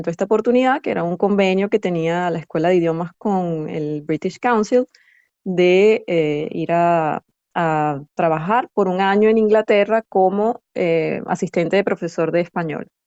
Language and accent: Spanish; Venezuela; accent: Venezuelan; E, e incluso la, nuestro acento, pues lo, él tiene su acento de, extranjero, ¿no? Para, mí, pero él trata de imitar el acento venezolano.